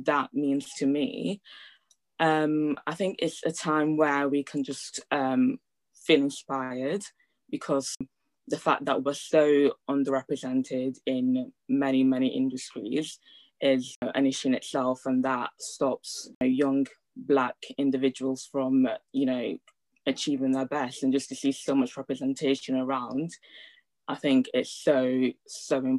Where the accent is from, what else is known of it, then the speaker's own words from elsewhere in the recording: Leeds, Yorkshire and the Humber, United Kingdom; English is a second language; also born or lived in Italy; I was born in Italy. I came here when I was about 10 years old. I couldn't speak a word of English, which was fun. So I moved to Leeds, to a place called Hare Hills